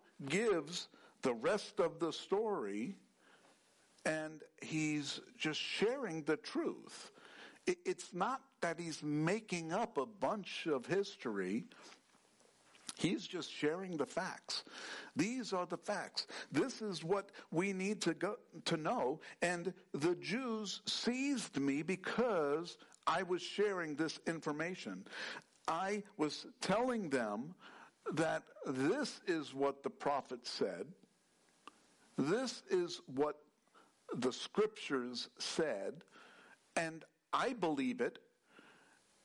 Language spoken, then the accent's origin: English; New York, United States; I grew up in New York